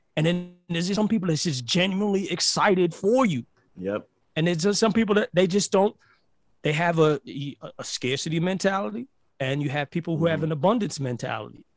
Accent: New York City, New York, United States; moved away; also born or lived in Caribbean; I'm from Brooklyn

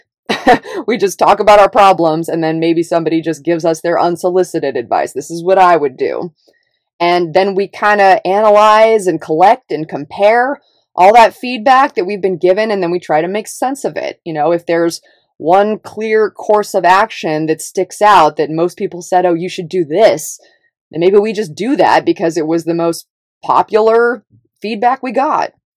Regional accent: Davis, California, United States; moved away; also born or lived in Los Angeles; I grew up in Northern California in a little, little liberal town called Davis

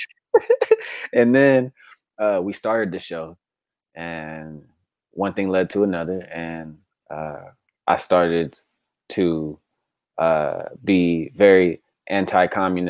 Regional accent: United States; We're American

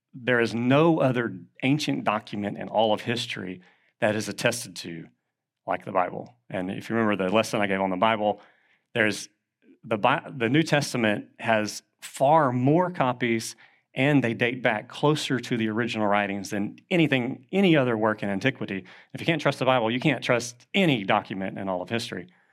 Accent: Southeast Texas, United States; accent: Southeast Texan; my native language was Southeast Texan, and so English is not my first language

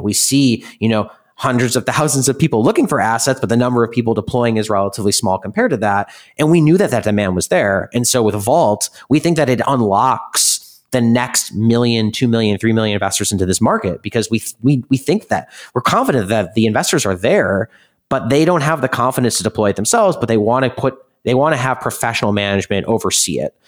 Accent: Midwest, United States; now in New York City, United States; I come from the Midwest where it's all value

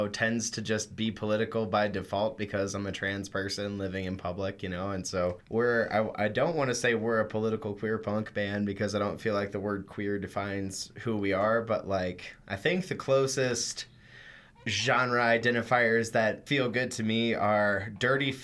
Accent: Washington, Missouri, United States; I'm from Washington, Missouri, which is about an hour away from St. Louis.

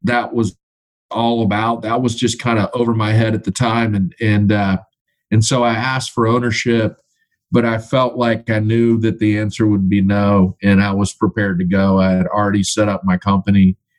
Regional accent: Baltimore, Maryland, United States; moved away; I'm originally from the East Coast, Baltimore, Maryland

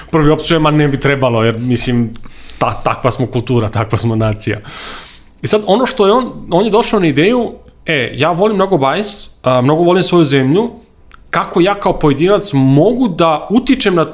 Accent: Serbia

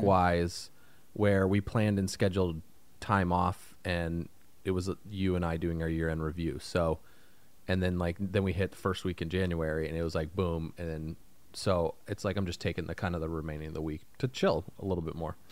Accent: Indiana, United States; moved away; I come from Indiana

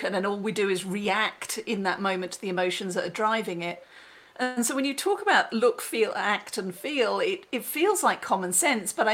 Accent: England, United Kingdom; now in United States; I'm English now, living in America

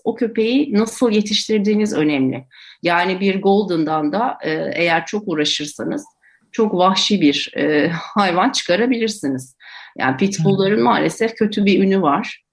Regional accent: Ankara, Turkey; Ben Ankara'da büyüdüm

